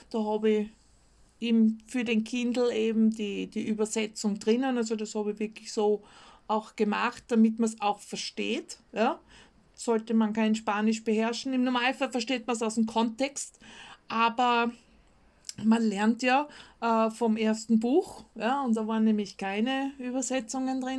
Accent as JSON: {"language": "German", "country": "Austria", "said": "mit meinem Österreichisch. Ähm, für mich persönlich ist ein Stuhl und ein Sessel das gleiche. Ja? Als Österreicher, das ist einfach dasselbe."}